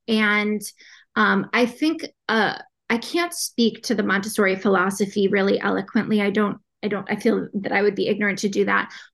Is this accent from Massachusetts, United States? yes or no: yes; Boston, Massachusetts, United States; I'm from Boston, Massachusetts.